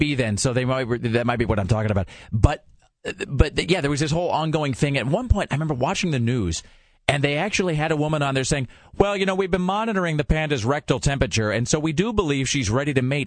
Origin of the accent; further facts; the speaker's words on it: Kennewick, Washington, United States; my hometown of Kennewick